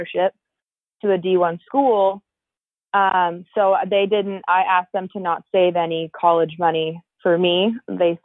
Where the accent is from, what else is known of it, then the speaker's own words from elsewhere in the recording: California, United States; So I grew up in California.